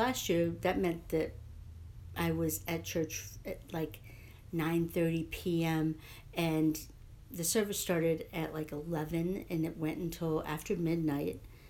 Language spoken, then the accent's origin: English; Louisville, Kentucky, United States; moved away; I grew up in Louisville